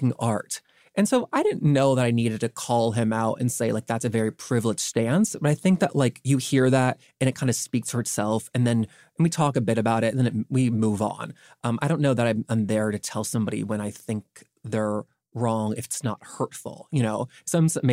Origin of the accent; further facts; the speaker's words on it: the South, United States; growing up in the South